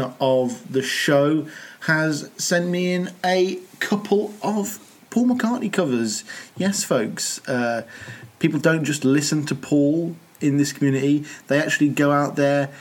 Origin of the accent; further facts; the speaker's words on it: United Kingdom; as a Brit